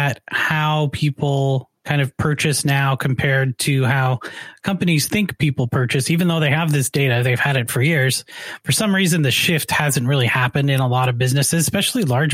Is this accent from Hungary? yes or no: no; Canada; now in United States; I'm actually originally from Canada.